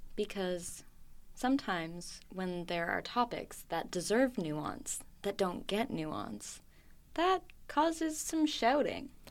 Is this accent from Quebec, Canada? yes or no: no; Oakville, Ontario, Canada; moved away as an adult; also born or lived in Sackville, New Brunswick; now in Vancouver, Canada; I was born in a place called Sackville, New Brunswick. It's very small. It's on, uh, Mi'kmaq territory. And then I moved to Oakville, Ontario